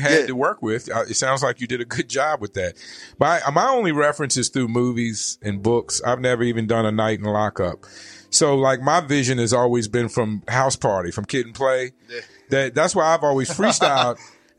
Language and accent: English; East Coast, United States; I was gonna say I grew up on the East Coast.